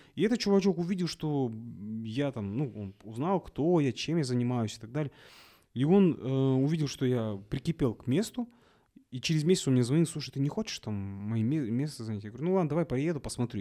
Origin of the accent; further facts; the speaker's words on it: Kazakhstan; Я говорю, из Казахстана